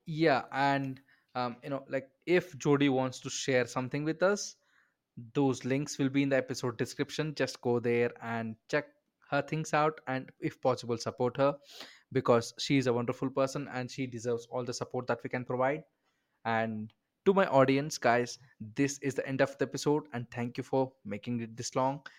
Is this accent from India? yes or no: yes; India; I'm an Indian